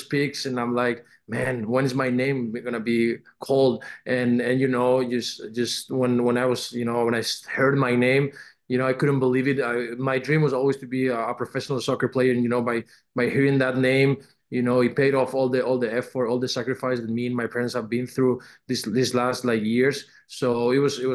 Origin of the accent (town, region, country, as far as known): Castellón de la Plana, Valencian Community, Spain; born or raised there; English is a second language; moved away as an adult; also born or lived in Benicàssim, Spain; now in United States